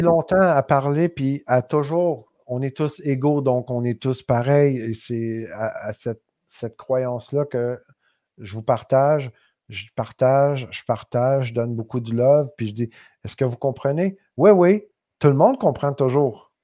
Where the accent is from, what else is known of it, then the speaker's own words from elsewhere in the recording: Quebec, Canada; accent: québécois; mon accent québécois